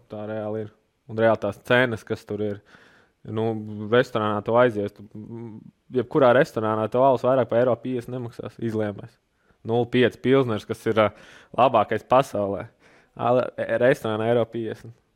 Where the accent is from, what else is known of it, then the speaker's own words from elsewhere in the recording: Latvia; mums latviešiem ir vienmēr tā gaļa un kartupeļi